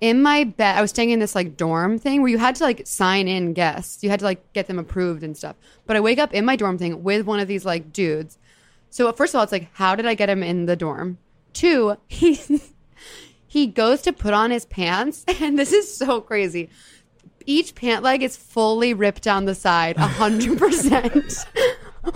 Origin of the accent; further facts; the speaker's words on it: Houston, Texas, United States; where I was raised in Houston